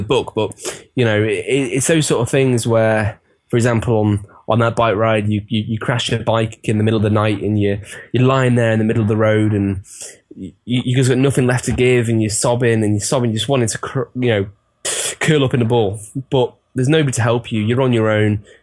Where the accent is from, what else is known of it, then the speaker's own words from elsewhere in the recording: Chester, North West England, United Kingdom; my hometown, Chester